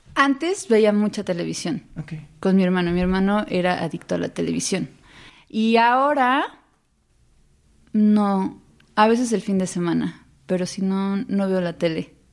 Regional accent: Xalapa, Veracruz, Mexico; moved away; soy jalapeña y creo que, pues sí, eso hay algo pienso que uno, eh, o sea, el carácter, sí, es, sí te constituye donde creciste. Entonces yo crecí en una ciudad donde no sale el sol.

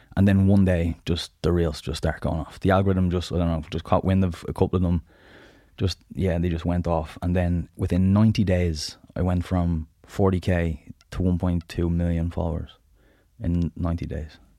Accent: Dublin, Leinster, Ireland; also born or lived in Southside, Dublin; I'm originally from the Northside, so right beside Barmount, small little estate called Kilmore.

